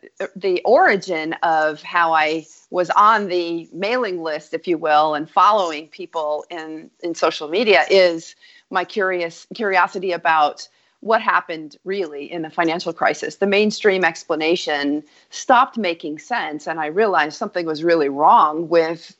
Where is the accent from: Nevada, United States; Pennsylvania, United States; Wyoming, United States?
Wyoming, United States; moved away as an adult; also born or lived in New York; I grew up in Wyoming and spent 22 years on Wall Street